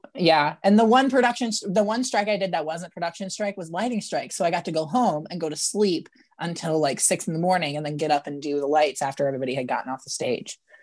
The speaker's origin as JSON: {"language": "English", "town": "St. Louis", "region": "Missouri", "country": "United States", "tie": "born or raised there", "moved": "yes", "lives_now": "Kansas City, United States", "said": "I was born in Saint Louis, Missouri"}